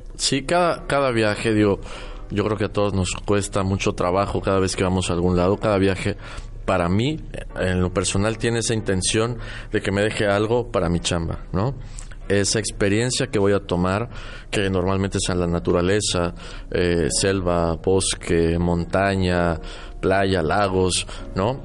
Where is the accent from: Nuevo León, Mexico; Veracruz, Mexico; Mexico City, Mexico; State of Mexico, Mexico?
Mexico City, Mexico; also born or lived in Querétaro; now in Mérida, Mexico; yo nací en la Ciudad de México, viví muchos años en Querétaro. Hace 10 años vivo aquí